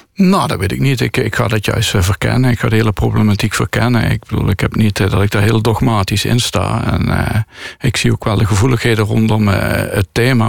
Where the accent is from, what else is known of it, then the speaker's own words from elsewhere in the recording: Landgraaf, Limburg, Netherlands; now in Tilburg, Netherlands; Ik groeide op in Landgraaf